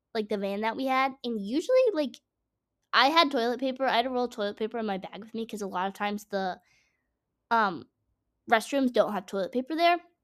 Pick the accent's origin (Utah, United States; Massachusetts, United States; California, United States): Massachusetts, United States; I'm from Massachusetts, forest farm town